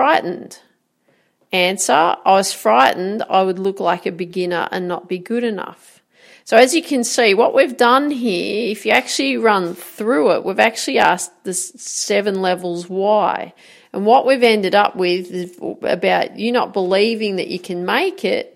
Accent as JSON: {"language": "English", "country": "Australia", "said": "I'm an Aussie"}